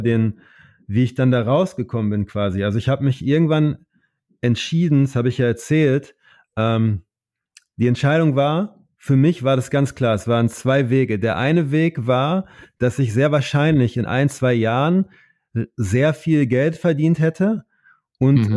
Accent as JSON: {"language": "German", "town": "Oer-Erkenschwick", "region": "North Rhine-Westphalia", "country": "Germany", "tie": "born or raised there", "also_born_or_lived": "United States", "moved": "as an adult", "said": "an meine Heimat, damit ich das nicht, ich wollte immer so weit wie möglich weg sein von OR Erkenschwick"}